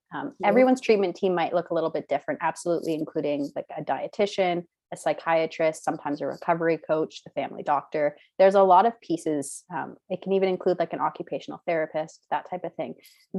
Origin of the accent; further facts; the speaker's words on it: Canada; also born or lived in Caribbean; I'm from Canada, but I grew up in the Caribbean on a really small island.